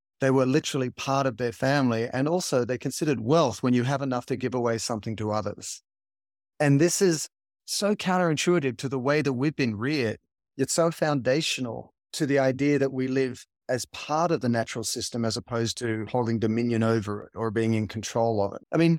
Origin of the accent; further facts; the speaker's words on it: Sydney, New South Wales, Australia; I grew up in Sydney, in the water, at the beaches. I like to surf.